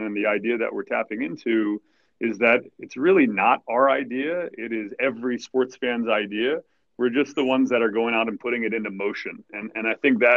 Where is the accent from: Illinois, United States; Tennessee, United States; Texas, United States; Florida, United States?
Texas, United States; I was born in Texas